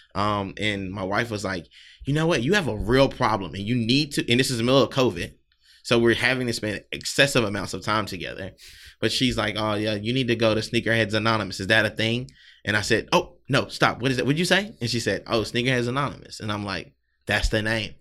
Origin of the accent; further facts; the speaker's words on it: South Carolina, United States; now in Philadelphia, United States; I'm not originally from Philly. Um, definitely a Southern guy, Southern boy from South Carolina